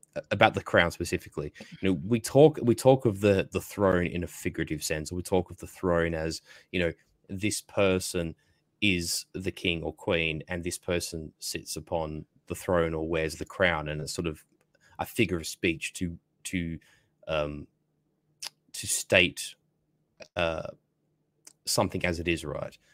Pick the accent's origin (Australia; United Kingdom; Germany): Australia; I'm sort of British by a sort of extension, being an Australian